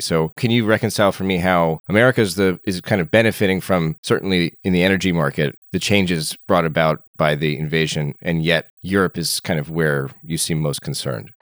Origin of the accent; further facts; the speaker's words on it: United States; I'm American